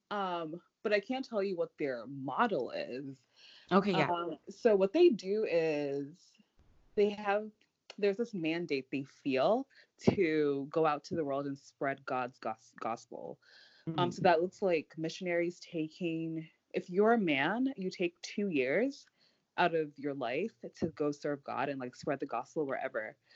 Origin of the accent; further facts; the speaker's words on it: Nigeria; now in Washington, D.C., United States; I live in DC currently, and I'm from Nigeria.